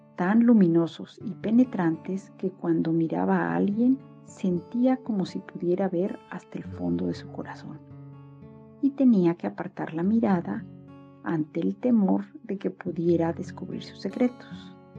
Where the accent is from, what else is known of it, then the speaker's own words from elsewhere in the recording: Mexico; now in Berlin, Germany; Soy mexicana, vivo en Berlín